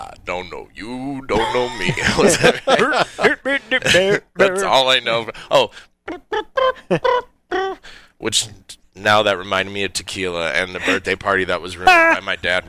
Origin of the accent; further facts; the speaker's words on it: Garden Grove, California, United States; also born or lived in Long Beach, California; I was born in Long Beach. They had a song called … I grew up in Garden Grove.